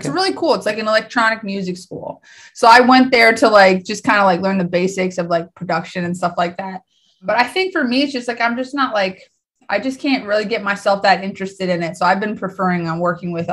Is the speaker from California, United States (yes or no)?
no; Minnesota, United States; also born or lived in Colorado; I was like 2 or 3 when I moved to Minnesota. I lived there most of my whole life.